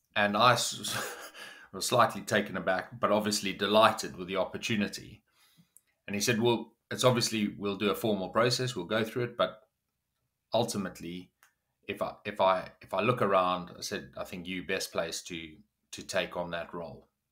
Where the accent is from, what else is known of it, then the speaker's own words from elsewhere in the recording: South Africa; moved away as an adult; now in United Kingdom; I grew up in South Africa